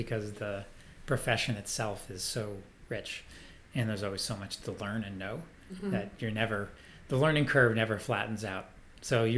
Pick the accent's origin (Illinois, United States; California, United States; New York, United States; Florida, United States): New York, United States; Lake George; also born or lived in Vermont; now in Boston, United States; I grew up in Lake George, New York, which is northern New York State